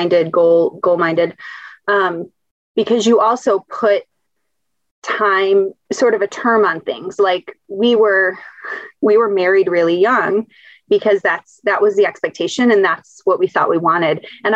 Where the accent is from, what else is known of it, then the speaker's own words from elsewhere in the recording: Bedford, Michigan, United States; moved away as an adult; now in Ann Arbor, United States; I grew up in and around Bedford, Michigan, which is a little bit of a rural suburb outside of Toledo